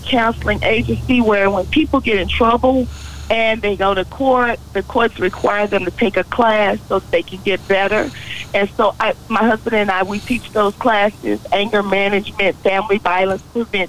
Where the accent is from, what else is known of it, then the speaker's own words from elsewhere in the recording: Dallas, Texas, United States; I'm actually a Dallas native here